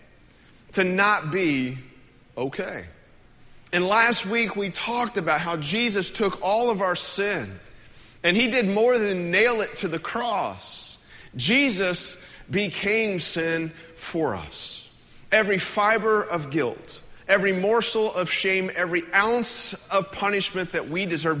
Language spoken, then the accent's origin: English; United States; as an American